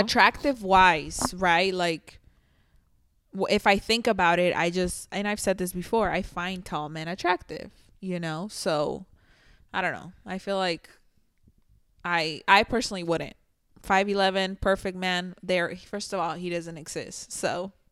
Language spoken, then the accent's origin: English; Mexico; now in United States; I grew up in Mexico